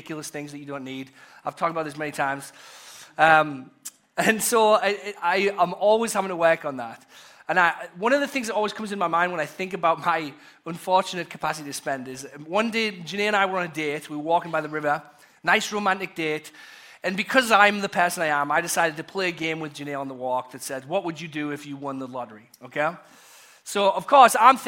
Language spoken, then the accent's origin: English; England, United Kingdom; now in United States; a pastor from once growing up in England